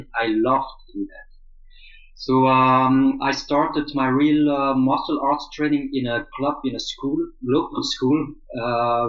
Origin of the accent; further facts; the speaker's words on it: Flanders, Belgium; first language Flemish; English is a second language; also born or lived in Seoul, South Korea; I was born in Seoul, South Korea, adopted in Belgium when I was very young